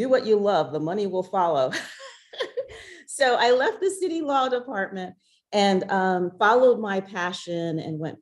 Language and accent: English; Ardmore, Pennsylvania, United States; moved away as an adult; also born or lived in Washington, D.C.; now in Alexandria, United States; I'm originally from the Philadelphia area. I grew up in Ardmore, Pennsylvania